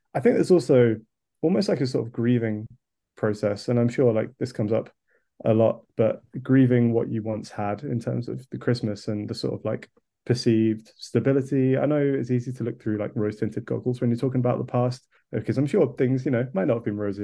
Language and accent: English; Kent, South East England, United Kingdom; now in London, United Kingdom; I'm currently living in London, but I grew up in Kent